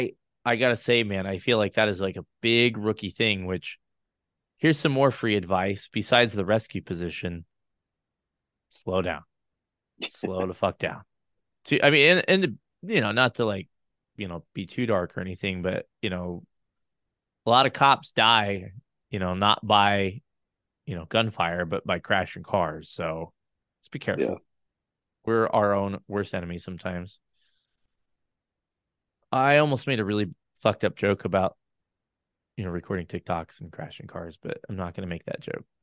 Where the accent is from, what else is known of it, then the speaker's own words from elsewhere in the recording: Colorado, United States; I'm from Colorado